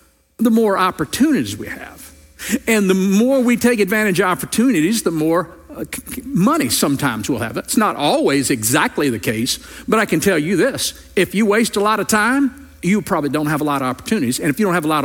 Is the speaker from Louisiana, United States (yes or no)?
yes; Louisiana, United States; moved away; I grew up in Louisiana